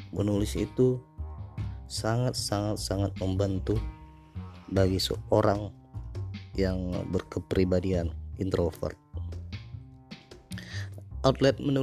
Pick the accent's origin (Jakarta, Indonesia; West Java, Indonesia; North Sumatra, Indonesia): North Sumatra, Indonesia; first language Batak; Indonesian is a second language; dialek dialekku dalam ngomong itu itu lebih ke bahasa Indonesia baku dan bahasa asliku bahasa orang Batak ya kurang nyaman mungkin di telinga pendengar